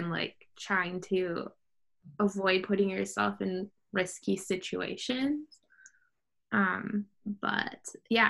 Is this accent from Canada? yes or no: yes; Canada; also born or lived in United States; now in Mexico; as a Canadian